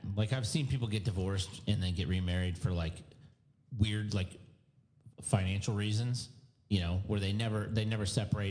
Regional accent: Winter Haven, Florida, United States; I'm from Winter Haven. From Polk County.

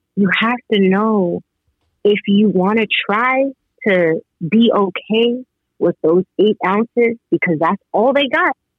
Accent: New York, United States; I'm from New York

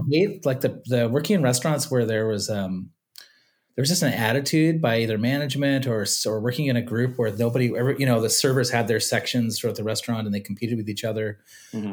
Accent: Shawnigan Lake, British Columbia, Canada; also born or lived in California; I grew up in Shawnigan Lake

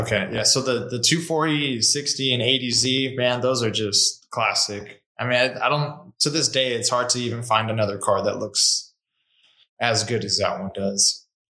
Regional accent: California, United States; also born or lived in Washington; now in Arizona, United States; I grew up in California, lived in Washington for a little bit.

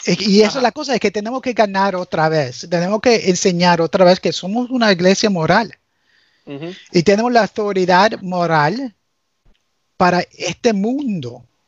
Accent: United States; first language English; Spanish is a second language; also born or lived in Nicaragua; Crecí en este país, aprendí mi español con los cubanos

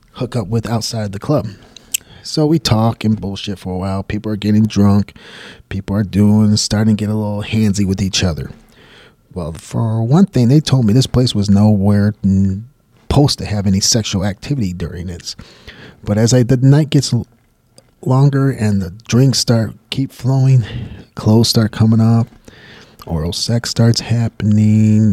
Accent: Michigan, United States; moved away as an adult; also born or lived in Buffalo, New York; I'm from Michigan and I was working at one of the auto companies

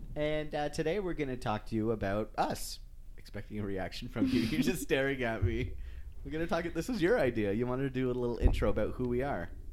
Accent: just outside of Toronto, Ontario, Canada; first language English; moved away as an adult; now in Western Canada; I grew up just outside of Toronto

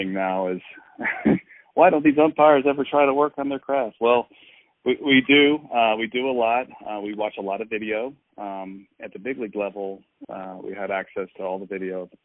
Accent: just outside Atlanta, Georgia, United States; I grew up in Georgia, just outside Atlanta

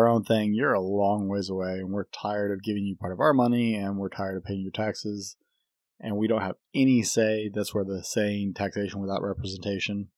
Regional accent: United States; As an American

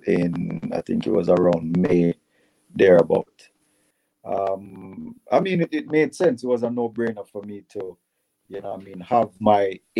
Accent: Jamaica; we're Jamaican

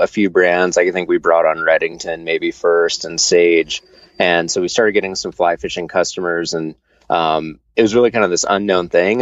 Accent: Southeast Idaho, United States; I grew up in Southeast Idaho

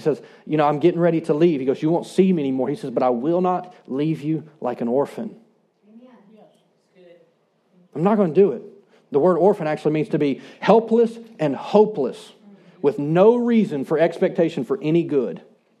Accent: Shreveport, Louisiana, United States; I grew up in Shreveport, and I grew up on the rivers.

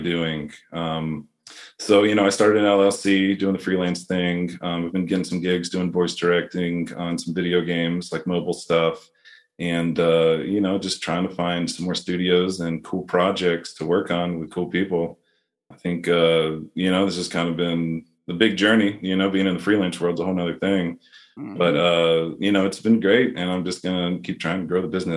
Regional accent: Florida, United States; I'm from Florida, so I can put on a little Southern drawl on there

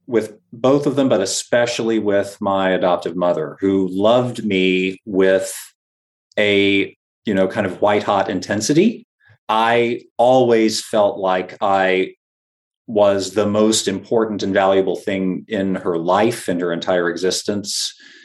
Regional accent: Florida, United States; moved away as an adult; now in Boston, United States; And so I grew up in Northwest Florida, went to college at Florida State University in North Florida, and then got married and moved up to the Boston area for graduate school.

